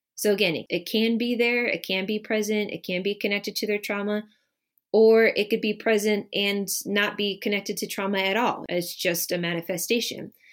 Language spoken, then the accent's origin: English; Midwest, United States; moved away as an adult; also born or lived in Bay Area, California; now in Michigan, United States; I was born and raised in the Midwest and spent the last about twelve and a half years living in the Bay Area of California and only recently moved back to Michigan